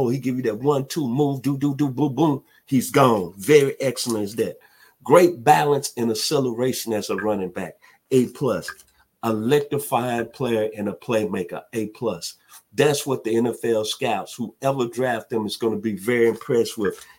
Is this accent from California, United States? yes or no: no; Memphis, Tennessee, United States; also born or lived in Atlanta, Georgia; my hometown, Memphis, Tennessee